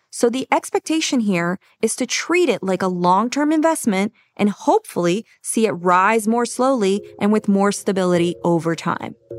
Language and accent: English; Brazil; I'm from Brazil